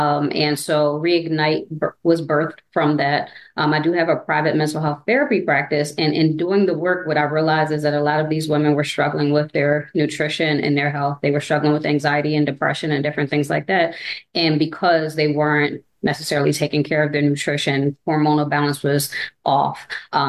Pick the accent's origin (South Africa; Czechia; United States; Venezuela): United States; New Jersey; moved away as an adult; now in Dallas, United States; I'm originally from New Jersey. We moved here about 7 years ago.